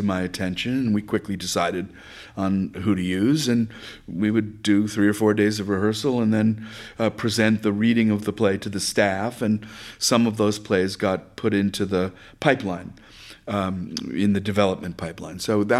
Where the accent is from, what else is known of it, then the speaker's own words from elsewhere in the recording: Bronx, New York, United States; I grew up in Riverdale in the Bronx.